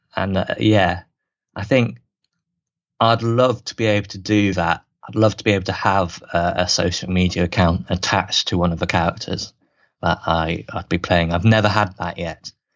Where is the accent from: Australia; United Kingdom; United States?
United Kingdom; Swindon, South West England; my hometown, my home team, Swindon Wildcats